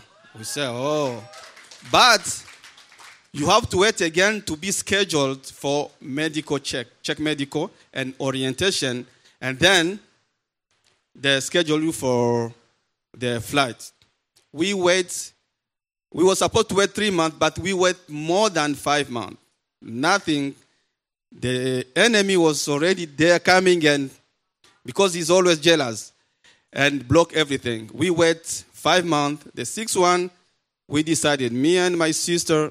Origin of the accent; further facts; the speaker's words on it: DR Congo; moved away as an adult; also born or lived in Uganda; now in San Diego, United States; I'm from Democratic Republic of Congo